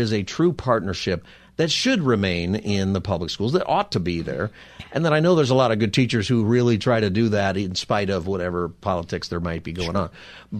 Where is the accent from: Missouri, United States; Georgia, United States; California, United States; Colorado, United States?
California, United States; Palmdale; In fact, I went up to where I grew up in Palmdale, and the school actually is in Lancaster